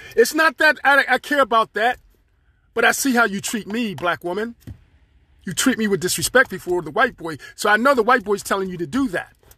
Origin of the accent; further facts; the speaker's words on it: Pittsburgh, Pennsylvania, United States; I'm from Pittsburgh, Pennsylvania. I'm here, living here